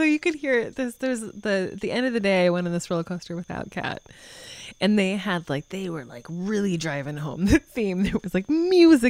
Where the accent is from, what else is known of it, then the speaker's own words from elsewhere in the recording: Montana, United States; I grew up in Montana